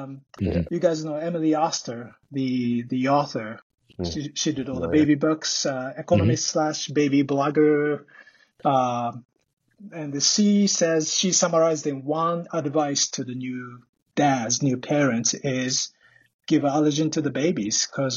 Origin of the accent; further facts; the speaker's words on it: Tokyo, Japan; moved away; I'm Japanese. Yeah, I was born and raised in Tokyo